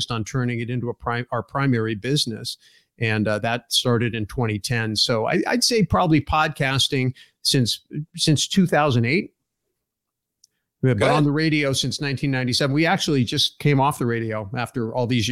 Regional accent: Silicon Valley, California, United States; moved away as an adult; now in Arizona, United States; I was born in Silicon Valley

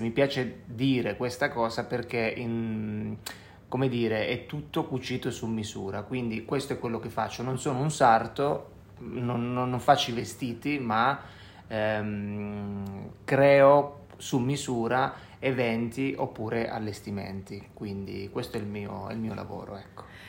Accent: Calabria, Italy; un odore che mi ricorda la mia terra è sicuramente quello del mare.

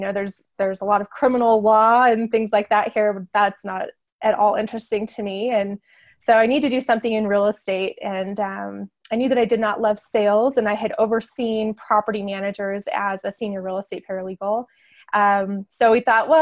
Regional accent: Northern Arizona, United States; moved away as an adult; also born or lived in San Diego; now in Farmington, United States; I grew up in Northern Arizona

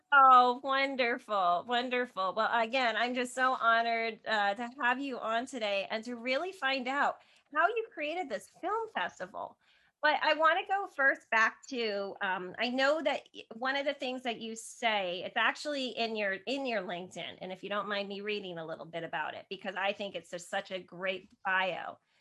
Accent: New Jersey, United States; I'm from New Jersey originally

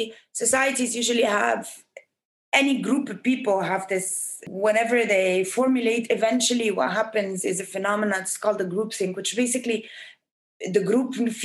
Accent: Egypt; born or raised there

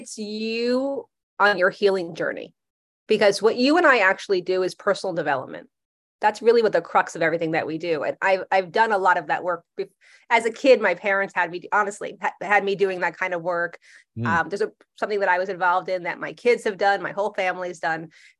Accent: New Jersey, United States; I'm from Jersey. We're not shiny.

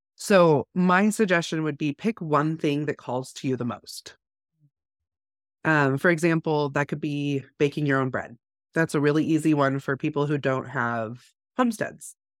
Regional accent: California, United States; now in North Idaho, United States; growing up in California

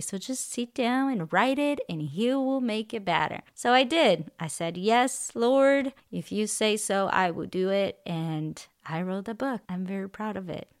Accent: Brazil; English is a second language; moved away as an adult; also born or lived in California; now in Texas, United States; I'm originally from Brazil. I, I moved to the United States in two thousand ten

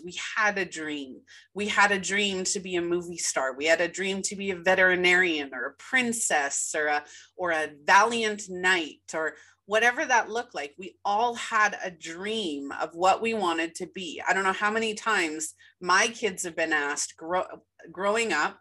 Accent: Winnipeg, Manitoba, Canada; I was born and raised in Winnipeg, Manitoba, Canada

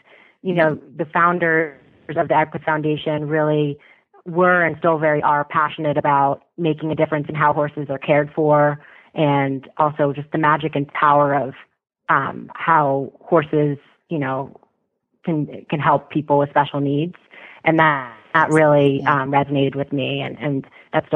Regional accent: Westport, Connecticut, United States; I grew up in Westport, Connecticut

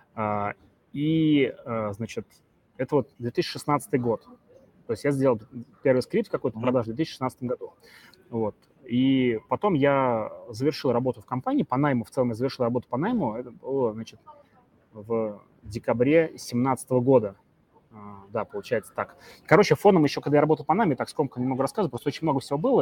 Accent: Samara, Samara Oblast, Russia; я из Самары

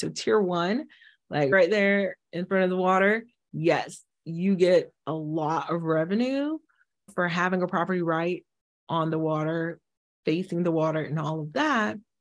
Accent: Haiti; moved away; I'm from the Caribbean, I'm from Haiti originally

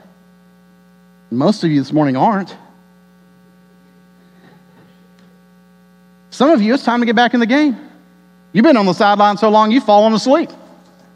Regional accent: Texas, United States; my life as an American and as a Texan

